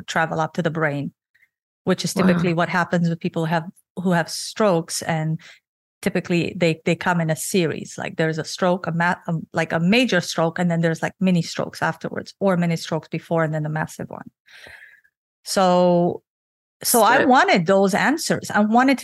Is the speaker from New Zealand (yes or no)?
no; Romania; now in Canada; I was born and raised in Romania under the Russian communism